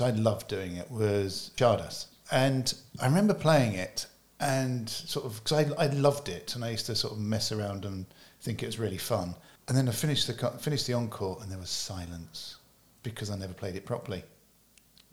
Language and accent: English; United Kingdom; I was somebody from the UK